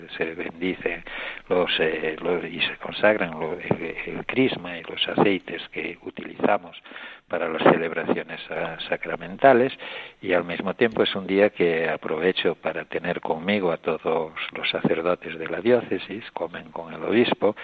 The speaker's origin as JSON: {"language": "Spanish", "country": "Spain", "moved": "as an adult", "lives_now": "Tangier, Morocco", "said": "aquí en el obispado estoy yo que soy español"}